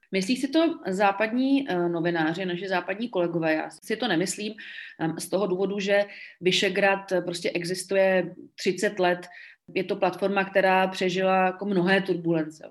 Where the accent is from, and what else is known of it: Czechia